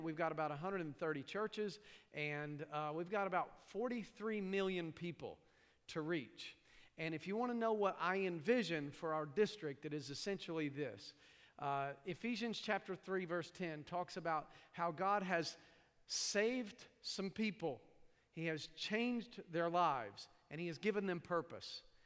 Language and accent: English; East Tennessee, United States; accent: hillbilly; moved away; also born or lived in New York; I grew up in East Tennessee